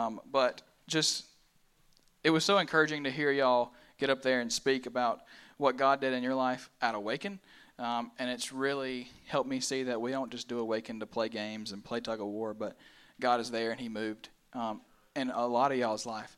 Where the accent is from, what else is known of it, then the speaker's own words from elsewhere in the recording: Pelzer, South Carolina, United States; I'm from Pelzer, South Carolina, just a little small town